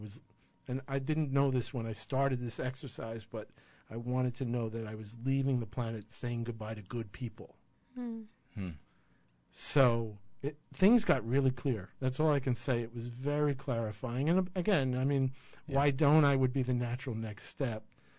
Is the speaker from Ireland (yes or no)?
yes; Ireland; Well, I'm a coward and I'm Irish.